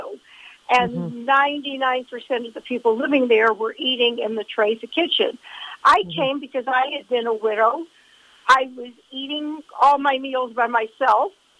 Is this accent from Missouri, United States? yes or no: no; Cleveland, Ohio, United States; also born or lived in Brooklyn, New York / Boca Raton, Florida; now in Israel; I'm originally from Cleveland, Ohio